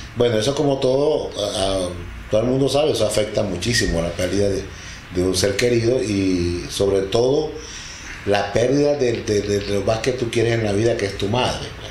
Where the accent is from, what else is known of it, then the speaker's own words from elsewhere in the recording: Delta Amacuro, Venezuela; also born or lived in Tucupita; Soy de Venezuela, estado del Tamacuro, al sur de Venezuela